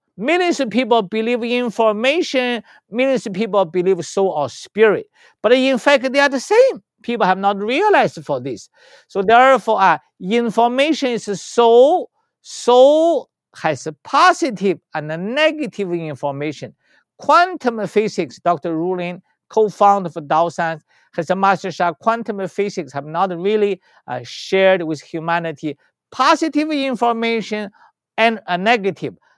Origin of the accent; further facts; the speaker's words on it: China; English is a second language; moved away; I was born in China